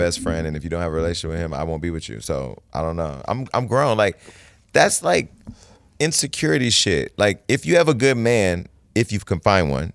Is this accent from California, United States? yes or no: yes; Stockton, California, United States; moved away; Stockton, California, my hometown